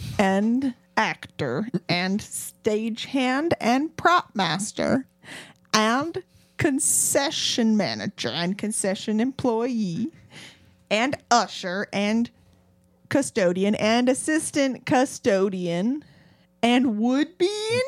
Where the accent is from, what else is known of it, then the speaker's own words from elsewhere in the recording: Sevierville, Tennessee, United States; Anyway, I'm from Sevierville.